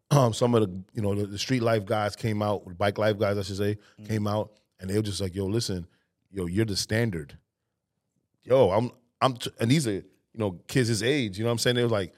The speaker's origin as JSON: {"language": "English", "region": "New York", "country": "United States", "said": "we come from New York"}